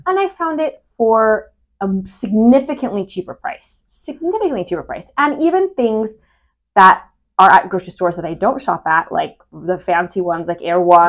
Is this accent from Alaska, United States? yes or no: no; Humboldt County, California, United States; I'm from Humboldt County.